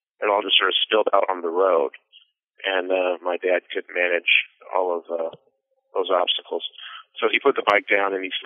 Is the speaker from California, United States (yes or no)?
no; Seattle, Washington, United States; I was born in Seattle, Washington, back in 1979